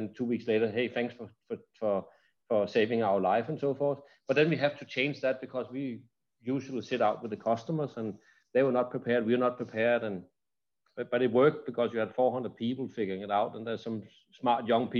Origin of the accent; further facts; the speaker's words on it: Denmark; moved away; I'm from Denmark originally